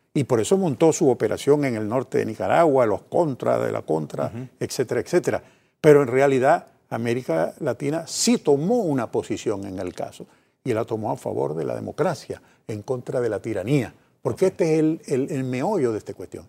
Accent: Panama; Como panameños que sabemos cuánto hemos sufrido los panameños de tantas eh, invasiones en nuestro país

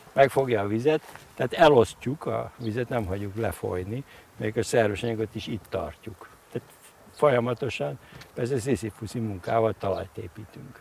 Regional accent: Miskolc, Borsod-Abaúj-Zemplén, Hungary; moved away; gyerekkoromban Miskolcon, uh-huh. ugye ahol születtem

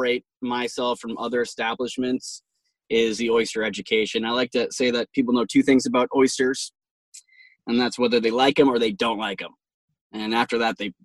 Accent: Damariscotta, Maine, United States; I grew up in Damariscotta.

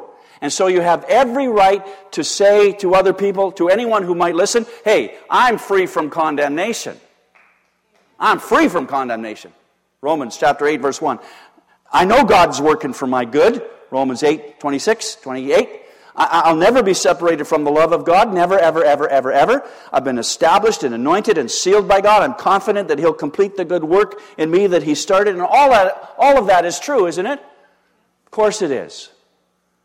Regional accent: Canada; I'm a Canadian citizen

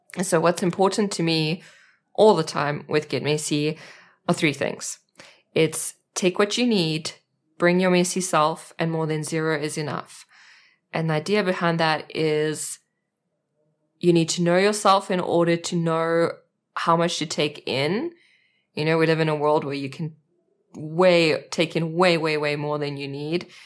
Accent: South Africa; accent: South African; moved away as an adult; now in Germany; I am a South African, that's my accent, and I live in Germany with my husband and two children

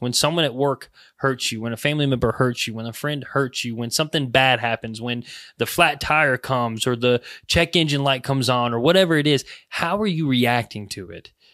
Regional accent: United States

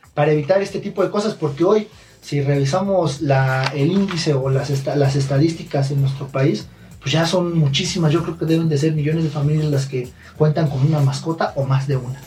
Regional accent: Ixtapaluca, State of Mexico, Mexico; Yo soy del municipio de Ixtapaluca

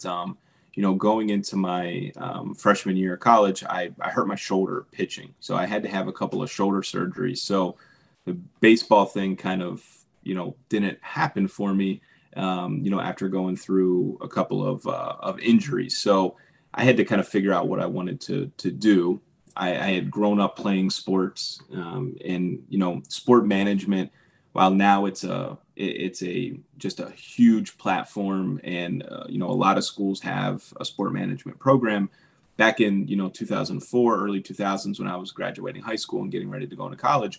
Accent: Pittsburgh, Pennsylvania, United States; I grew up in Pittsburgh

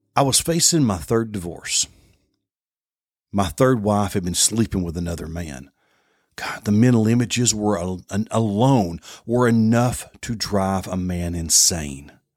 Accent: Southeast Tennessee, United States; I grew up in Southeast Tennessee in a middle-class home

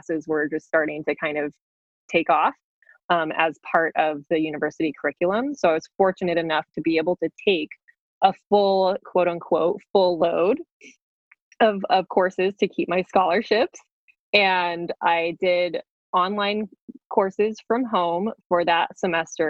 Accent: New Mexico, United States; moved away as an adult; the area that I grew up in New Mexico.

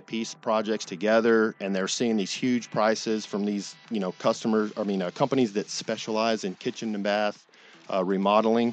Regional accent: Dallas, Texas, United States; moved away; I'm originally from Texas

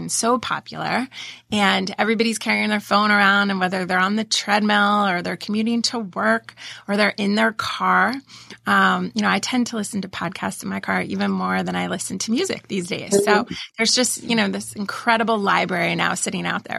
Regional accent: Pennsylvania, United States; moved away; also born or lived in Delaware; I grew up in Pennsylvania.

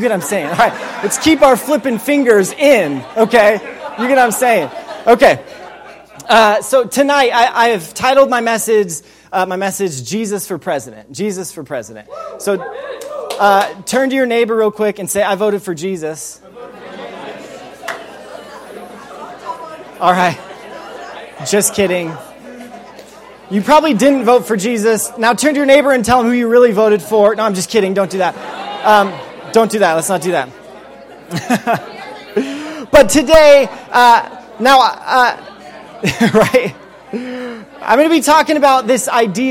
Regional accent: Wyoming, United States; I did grow up in Wyoming.

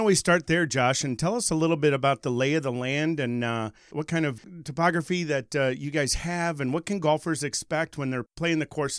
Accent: Michigan, United States; I grew up in Michigan.

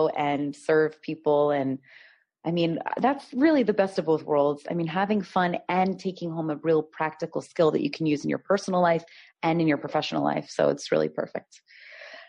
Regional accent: United States; as an American traveling in Europe

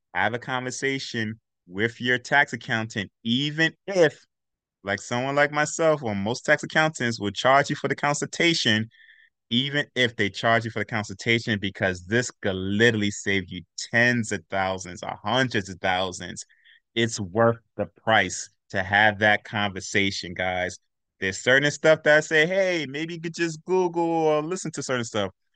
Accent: New York City, New York, United States; I'm from Brooklyn, Brooklyn

